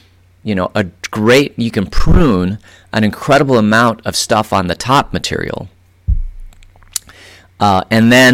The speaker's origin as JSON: {"language": "English", "town": "Phoenix", "region": "Arizona", "country": "United States", "tie": "born or raised there", "moved": "as an adult", "lives_now": "Vail, United States", "said": "I grew up in Phoenix, and I lived there for 32 years, pretty much in the same neighborhood."}